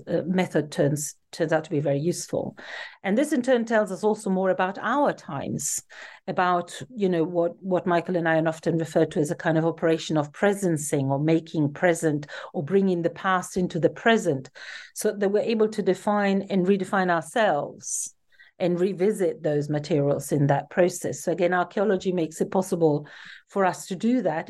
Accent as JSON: {"language": "English", "town": "Turin", "region": "Piedmont", "country": "Italy", "tie": "born or raised there", "moved": "as an adult", "said": "I was born in Turin in Italy, um, where I also grew up and lived until I was in my mid-twenties"}